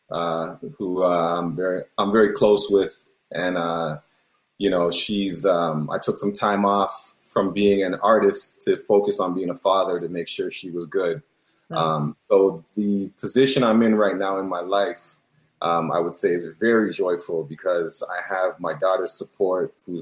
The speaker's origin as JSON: {"language": "English", "town": "Toronto", "region": "Ontario", "country": "Canada", "tie": "born or raised there", "also_born_or_lived": "Mississauga", "accent": "Toronto", "said": "I am of Jamaican descent, but I was born and raised in Toronto, so still got a little bit of that Toronto Toronto lingo"}